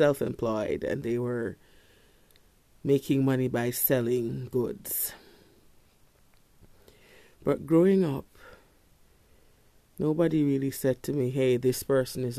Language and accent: English; Kingston, Jamaica; I grew up in Kingston